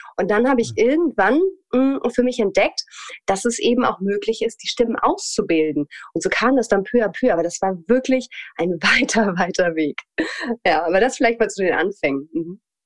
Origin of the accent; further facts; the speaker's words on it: Hamelin, Lower Saxony, Germany; also born or lived in Hanover; Also ich komme ursprünglich tatsächlich aus dem Norden Deutschlands, komme aus Hannover, beziehungsweise geboren bin ich in Hameln und bin da dann aufgewachsen